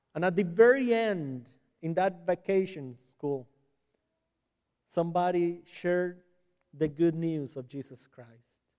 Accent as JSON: {"language": "English", "region": "San José", "country": "Costa Rica", "tie": "born or raised there", "accent": "Hispanic", "first_language": "Spanish", "second_language": "English", "moved": "yes", "said": "I was born and raised in Costa Rica, in San Jose."}